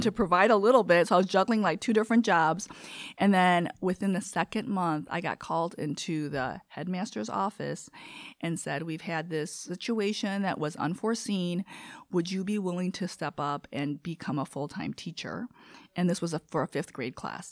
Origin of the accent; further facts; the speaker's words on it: Chicago, Illinois, United States; first language Korean; English is a second language; also born or lived in South Korea; I grew up on West Eastwood, and there was a school and a Lutheran church